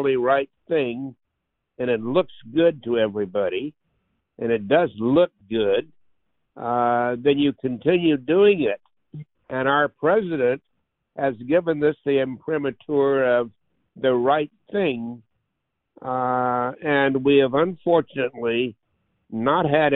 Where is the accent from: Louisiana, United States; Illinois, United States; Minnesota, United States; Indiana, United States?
Louisiana, United States; Leesville; I was born in Leesville, Louisiana in 1939